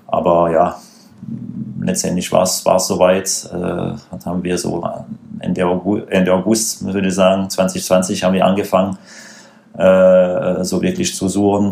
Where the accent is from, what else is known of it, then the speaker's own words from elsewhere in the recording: France; German is a second language; moved away as an adult; now in Stuttgart, Germany; wie man sicherlich hören kann, äh, gebürtiger Franzose.